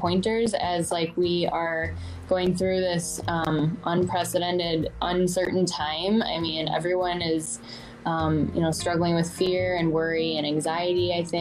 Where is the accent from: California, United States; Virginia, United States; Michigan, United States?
Michigan, United States; I'm from Michigan